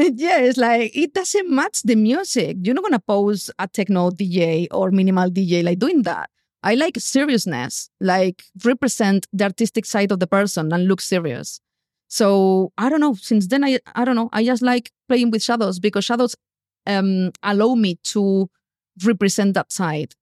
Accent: Spain; English is a second language; moved away as an adult; also born or lived in London, United Kingdom / Bali, Indonesia; I left Spain. I didn't have money. I didn't know anyone in London

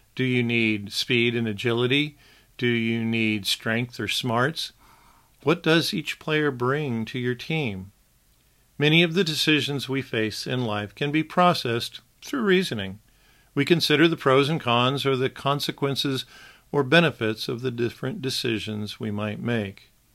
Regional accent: Wichita, Kansas, United States; My first memory of television as a young boy, black and white television, that is, consisted of three channels in my hometown of Wichita

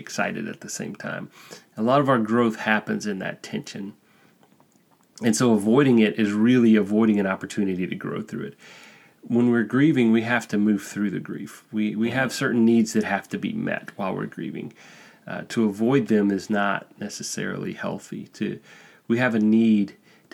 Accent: Alabama, United States; moved away as an adult; now in Spain; I'm from Alabama

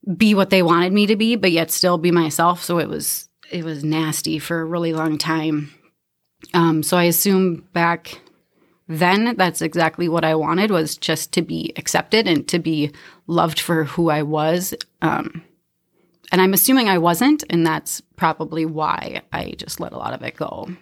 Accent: Minnesota, United States; also born or lived in Canby, Minnesota; I grew up in Browardville, Minnesota. I consider that home

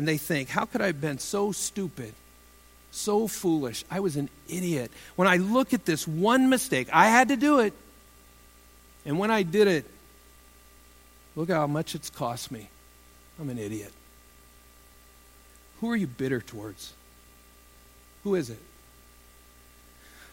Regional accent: Iowa, United States; moved away as an adult; I was from Iowa.

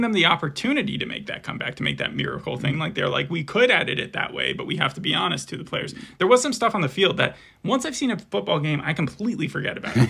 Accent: Arizona, United States; We're from Arizona

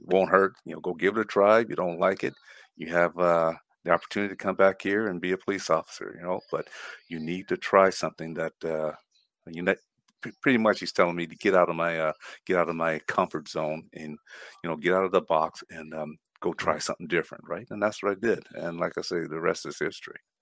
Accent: Flagstaff, Arizona, United States; moved away as an adult; also born or lived in Winnipeg, Manitoba; Born an American citizen, born in Flagstaff, Arizona, right, uh, born and raised and went all my schooling there

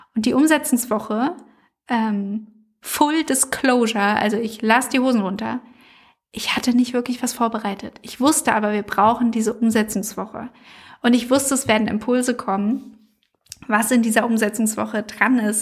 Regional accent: Frankfurt, Hesse, Germany; aus meiner Heimatstadt Frankfurt

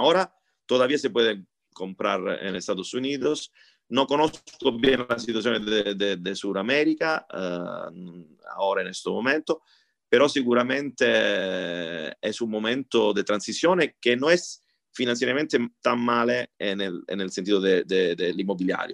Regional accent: Italy; Spanish is a second language; soy italiano

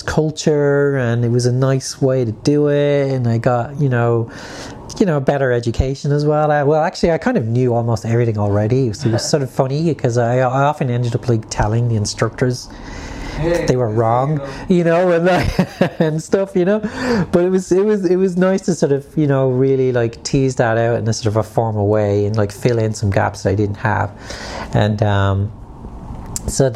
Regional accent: Ireland; being Irish

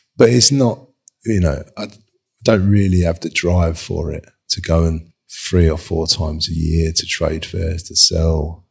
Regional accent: London, United Kingdom; I grew up in Kings and Road, like, in Dalston with two brothers

